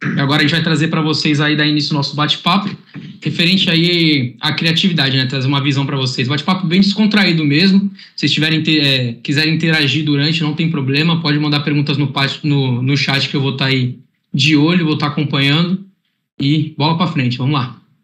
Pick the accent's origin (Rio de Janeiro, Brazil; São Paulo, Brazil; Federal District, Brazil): São Paulo, Brazil; Santos; sou de Santos, tenho um clima aqui mais tranquilo